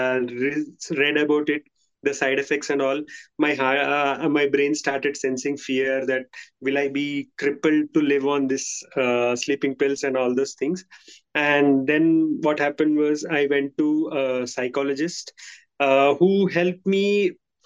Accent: India; I'm from India

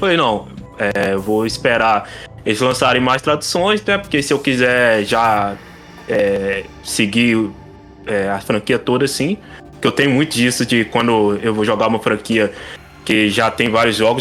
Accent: Brazil; nós que somos brasileiros

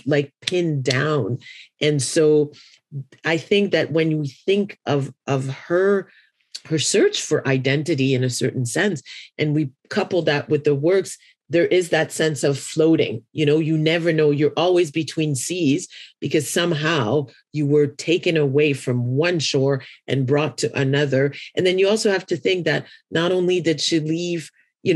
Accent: Haiti; I come from Haiti

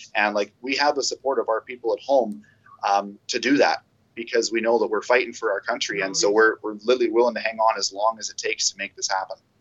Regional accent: Canada; here in our capital, Ottawa, um, it's all across our entire province

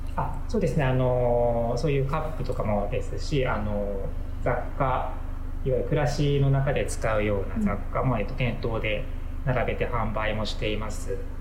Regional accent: Katagami, Akita, Japan; also born or lived in Osaka / Kansai; now in Akita, Japan; 出身は、あの秋田の片上の

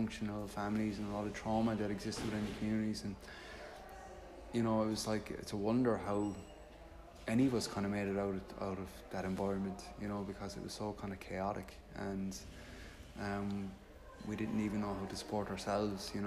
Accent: Limerick, Munster, Ireland; I grew up in Limerick

